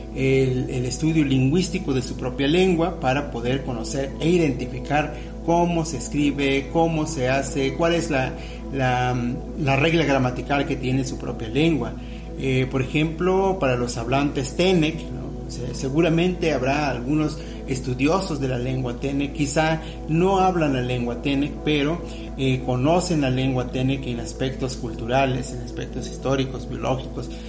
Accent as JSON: {"language": "Spanish", "country": "Mexico", "said": "la lengua que eh, nos identifica como mexicanos"}